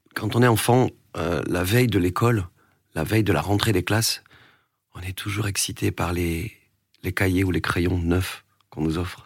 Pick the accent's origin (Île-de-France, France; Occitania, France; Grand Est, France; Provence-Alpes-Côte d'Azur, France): Occitania, France; Vernet-les-Bains; je viens d'un village aussi où, on jouait beaucoup à la pétanque